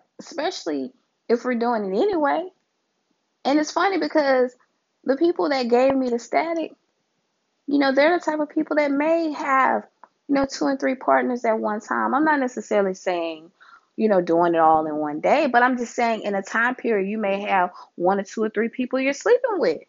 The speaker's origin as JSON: {"language": "English", "region": "Louisiana", "country": "United States", "tie": "born or raised there", "said": "my home state, Louisiana"}